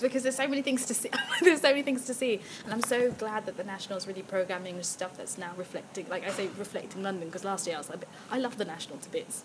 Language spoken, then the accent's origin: English; Zambia; I'm from Zambia